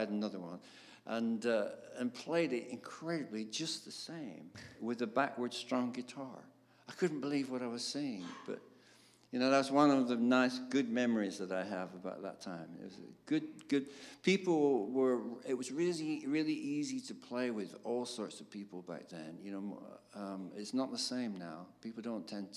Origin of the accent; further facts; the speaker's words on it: Darwen, North West England, United Kingdom; I grew up in Darwen, which is between Blackburn and Bolton